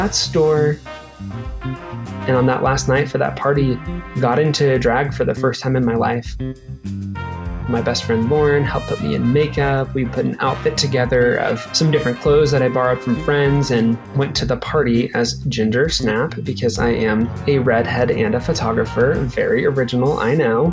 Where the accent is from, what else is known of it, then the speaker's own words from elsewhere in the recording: Nebraska, United States; growing up in Nebraska, pre-social media, pre-internet